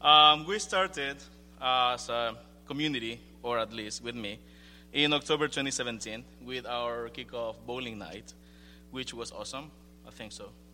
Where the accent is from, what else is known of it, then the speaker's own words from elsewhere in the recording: Ecuador; moved away; I'm from Ecuador